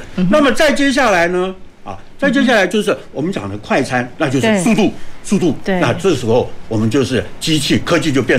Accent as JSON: {"language": "Chinese", "country": "Taiwan", "said": "所以我们台湾人讲嘛，"}